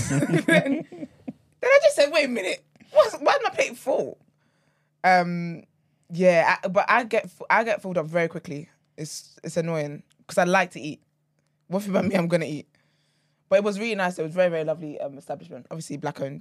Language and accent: English; Nigeria; I'm a Nigerian baby through and through.